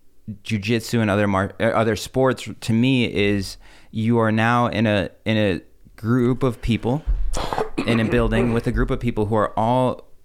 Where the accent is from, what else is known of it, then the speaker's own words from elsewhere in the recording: Russia; born there; I was born in Russia, Russian family.